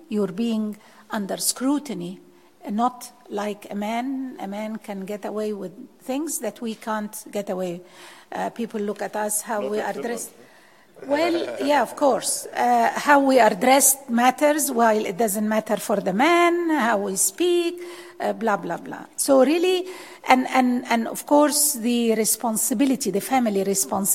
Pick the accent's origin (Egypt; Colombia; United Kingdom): Egypt; moved away as an adult; where are you from? Egypt